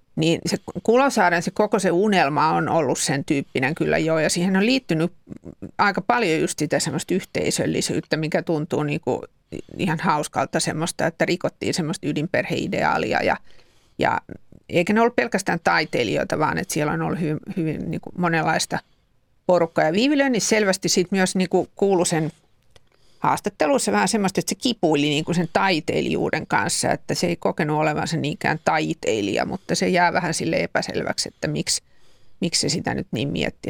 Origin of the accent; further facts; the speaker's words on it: Helsinki, Uusimaa, Finland; Helsingissä sitä aika pian on rakennettu puukäpylää, josta itse olen sattumoisin kotosin